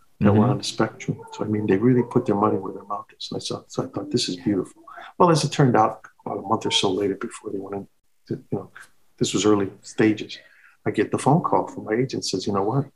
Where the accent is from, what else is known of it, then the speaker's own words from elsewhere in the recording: Chicago, Illinois, United States; moved away; I love Chicago. It's my hometown.